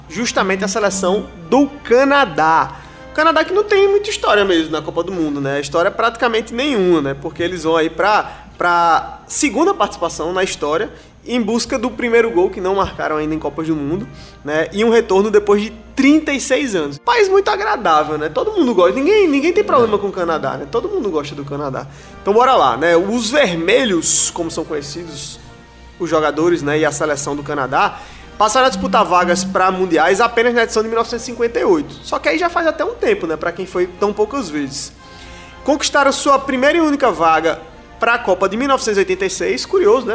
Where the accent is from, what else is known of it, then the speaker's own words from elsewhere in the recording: Brazil; a gente, especialmente como brasileiros